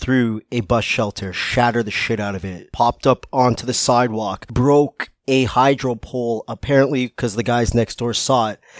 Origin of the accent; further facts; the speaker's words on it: Canada; also born or lived in Toronto, Ontario; I'm Canadian.